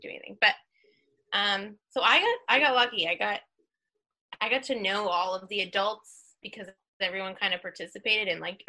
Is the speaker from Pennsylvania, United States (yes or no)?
no; Wells, Maine, United States; Well, I'm from a small town called Wells, which is also kind of, you share in Maine because the communities are so small, you kind of share towns. So Wells and Ogunquit are kind of a group.